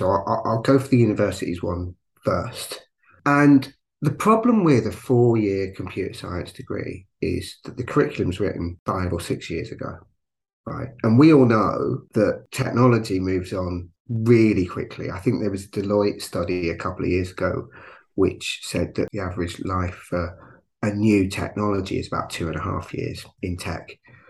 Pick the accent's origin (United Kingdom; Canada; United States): United Kingdom; London; now in Manchester, United Kingdom; I've been a resident of Manchester since 1994, so nearly 30 years now. So I'm a Londoner originally. And I lived in London a little bit during that period. So most of that period has been up here.